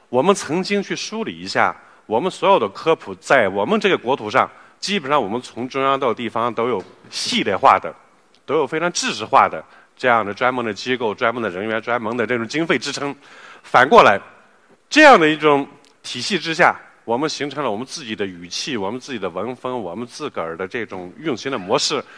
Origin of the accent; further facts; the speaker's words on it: China; 随着我们中国人，我们国门打开了